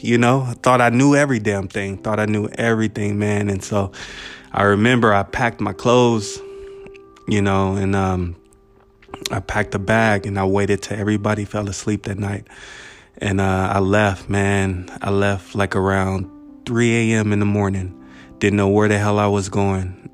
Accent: Buena Park, California, United States; my part B of growing up in Buena Park

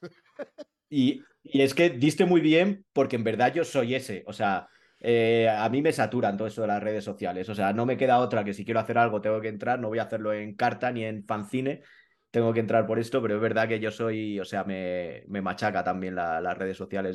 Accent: Madrid, Community of Madrid, Spain; also born or lived in Colmenar Viejo; yo soy madrileño

